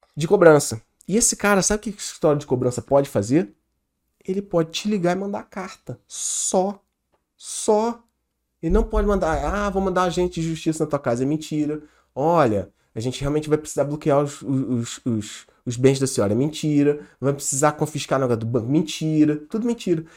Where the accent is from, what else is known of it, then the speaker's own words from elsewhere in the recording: Petrópolis, Rio de Janeiro, Brazil; da nossa cidade, a gente é de Petrópolis, região serrana do Rio